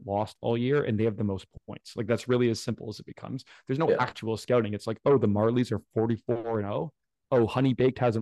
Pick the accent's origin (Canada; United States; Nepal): Canada; Hamilton, Ontario; I played on the worst minor hockey team in the province of Ontario growing up